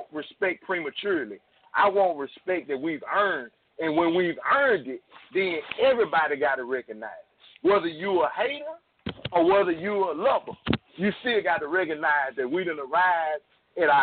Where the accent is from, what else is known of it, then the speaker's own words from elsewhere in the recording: North Louisiana, United States; I'm from North Louisiana